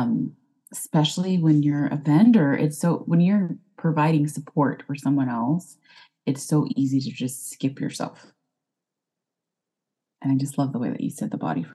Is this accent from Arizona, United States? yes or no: no; Texas, United States; accent: Texas; I'm here in Texas, if you couldn't tell by my accent